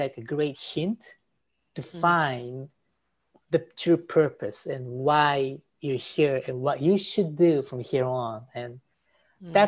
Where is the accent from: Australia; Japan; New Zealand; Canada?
Japan; moved away as an adult; also born or lived in New York; I was born in Japan